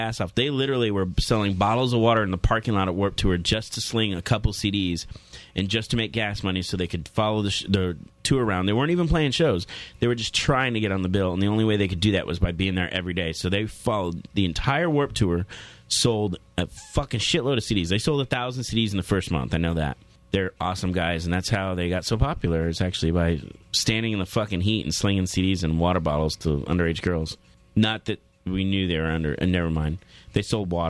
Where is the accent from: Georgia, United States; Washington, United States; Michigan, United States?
Washington, United States; Seattle; now in Austin, United States; I'm from Seattle